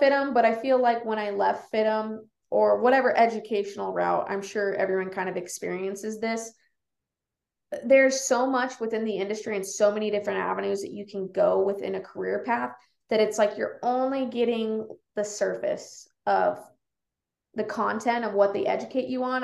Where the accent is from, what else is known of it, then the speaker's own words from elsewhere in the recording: Las Vegas, Nevada, United States; also born or lived in Reno, Nevada; now in Kalispell, United States; I grew up in Las Vegas